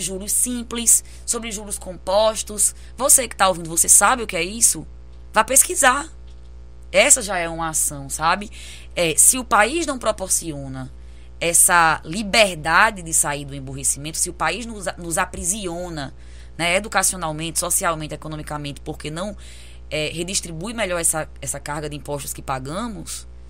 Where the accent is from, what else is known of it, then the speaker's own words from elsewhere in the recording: Brazil; enquanto brasileira que vive isso